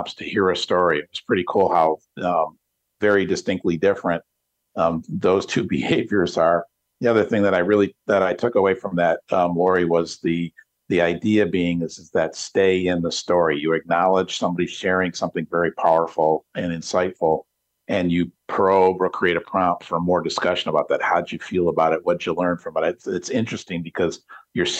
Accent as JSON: {"language": "English", "town": "Detroit", "region": "Michigan", "country": "United States", "said": "I'm from Detroit"}